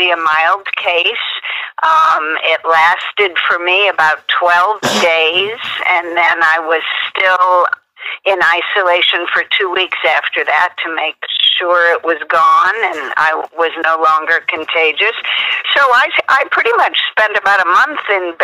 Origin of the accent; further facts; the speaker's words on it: St. Louis, Missouri, United States; moved away as an adult; also born or lived in East Coast; now in Los Angeles, United States; I'm originally from St. Louis